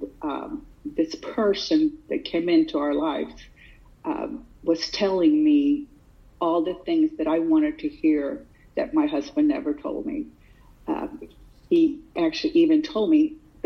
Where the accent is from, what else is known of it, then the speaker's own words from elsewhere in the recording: Sweden; now in United States; I did not grow up here in the United States. I grew up in Sweden